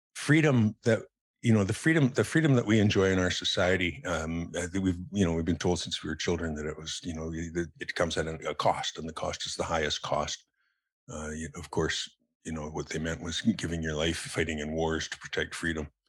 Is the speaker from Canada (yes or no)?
yes; Calgary, Alberta, Canada; also born or lived in Ontario; now in Salt Spring Island, Canada; I spent most of my, you know, um, developmental years in, in Calgary